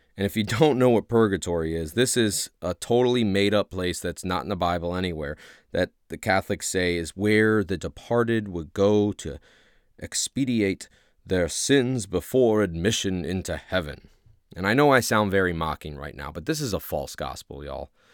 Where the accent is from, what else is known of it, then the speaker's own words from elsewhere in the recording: Ohio, United States; accent: Midwest; now in Louisiana, United States; ever since I moved down to Louisiana, I'm originally from Ohio.